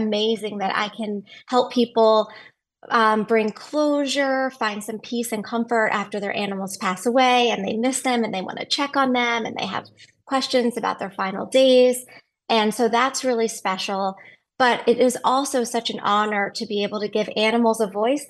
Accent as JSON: {"language": "English", "town": "Philadelphia", "region": "Pennsylvania", "country": "United States", "tie": "born or raised there", "moved": "as an adult", "lives_now": "Texas, United States", "said": "I moved to Texas in 98 and I grew up actually in Philadelphia. So I'm an East Coaster"}